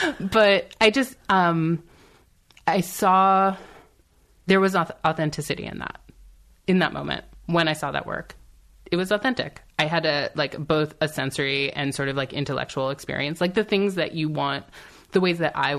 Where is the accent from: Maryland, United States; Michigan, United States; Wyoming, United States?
Maryland, United States; Silver Spring; Silver Spring, Maryland.